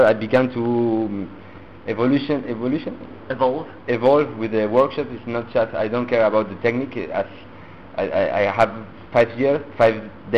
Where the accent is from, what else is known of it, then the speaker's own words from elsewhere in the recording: Argentina; English is a second language; moved away as an adult; also born or lived in Italy; now in France; I was born in Argentina, but my parents are Italian. I live in French, so it's a little mix